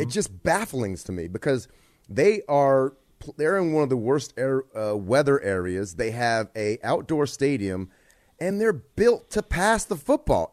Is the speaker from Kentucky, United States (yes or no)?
no; Bay Area, California, United States; moved away as an adult; I grew up, was growing up in the Bay Area